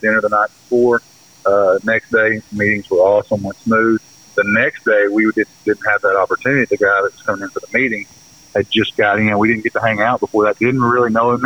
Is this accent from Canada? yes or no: no; the South, United States; we're from the South